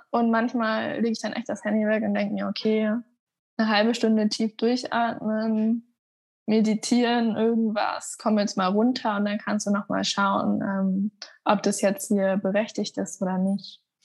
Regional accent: Hamburg, Germany; now in Munich, Germany; Also ich bin in Hamburg aufgewachsen

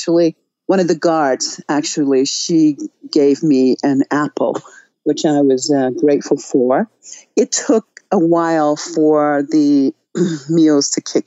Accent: United States; moved away as an adult; now in Iran; As an American, as a journalist, and then choosing to live in Iran

